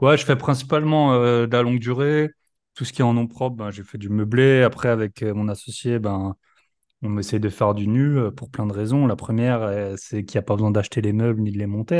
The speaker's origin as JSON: {"language": "French", "area": "Alsace", "region": "Grand Est", "country": "France", "moved": "as an adult", "said": "Je suis alsacien aussi"}